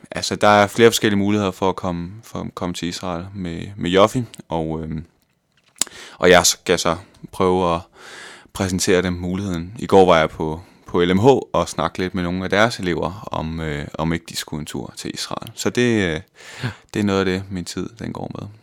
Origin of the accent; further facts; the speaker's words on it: West Jutland, Central Denmark Region, Denmark; moved away as an adult; also born or lived in Vejle; now in Copenhagen, Denmark; jeg er fra Vestjylland, fra en lille by, der hedder Jannerlund, ja. øh, hvor jeg boede indtil jeg var 20 år gammel